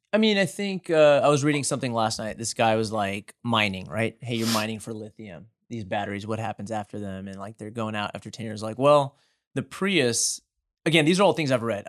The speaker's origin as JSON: {"language": "English", "town": "Houston", "region": "Texas", "country": "United States", "tie": "born or raised there", "said": "born and raised in Houston"}